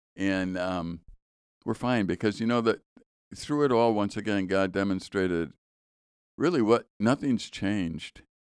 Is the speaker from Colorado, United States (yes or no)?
no; Chicago, Illinois, United States; when I was in high school, I was growing up in Chicago